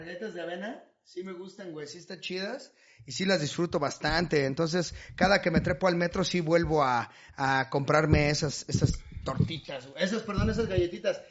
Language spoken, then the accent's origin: Spanish; Chimalhuacán, State of Mexico, Mexico; moved away; enamorado de Chimalhuacán